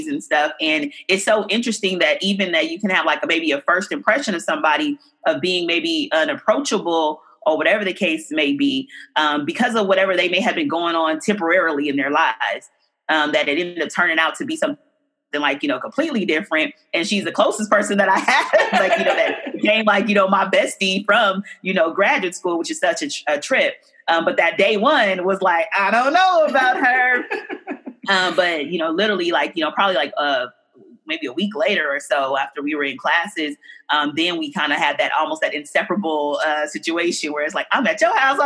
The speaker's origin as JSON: {"language": "English", "town": "Oakland", "region": "California", "country": "United States", "tie": "born or raised there", "said": "I grew up in deep East Oakland"}